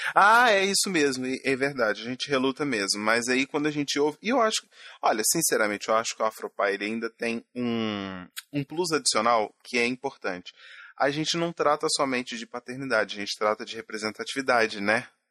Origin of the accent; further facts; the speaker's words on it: Minas Gerais, Brazil; Sou mineiro